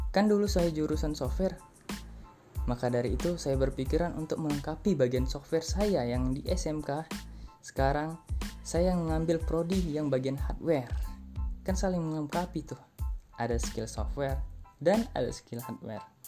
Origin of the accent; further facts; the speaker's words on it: Medan, North Sumatra, Indonesia; saya adalah warga asli Medan, Sumatera Utara